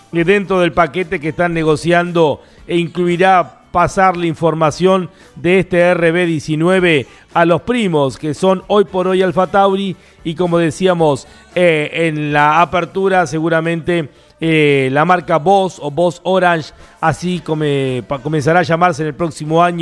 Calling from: Quilmes, Buenos Aires Province, Argentina; Hola Lonchi, y equipo de Fórmula 1. … de Quilmes.

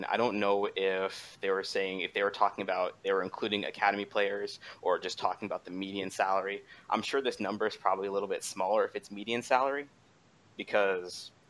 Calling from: Hampton Roads, Virginia, United States; Colin from Hampton Roads, Virginia.

